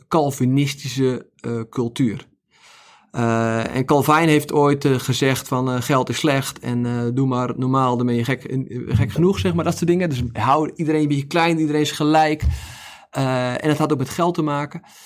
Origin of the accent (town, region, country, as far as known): Netherlands